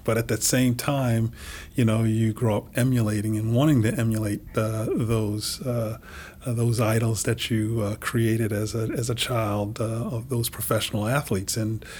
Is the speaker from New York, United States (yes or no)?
yes; New York, United States; moved away; I had the great experience of growing up in New York during a time when the Mets won the World Series in 69.